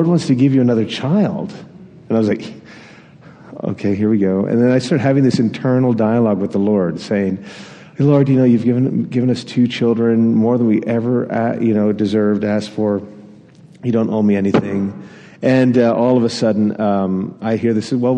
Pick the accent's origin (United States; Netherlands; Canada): Canada; Atlantic Canada; I grew up in Atlantic Canada